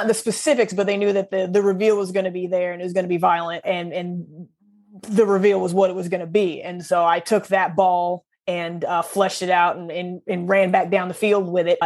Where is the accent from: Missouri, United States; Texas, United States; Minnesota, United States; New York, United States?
Missouri, United States; Southeast; I grew up in Southeast Missouri